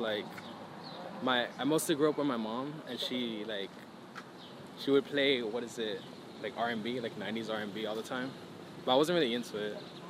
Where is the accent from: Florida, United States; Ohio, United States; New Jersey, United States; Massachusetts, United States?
Florida, United States; Miami; I was born in Miami, born and raised out there.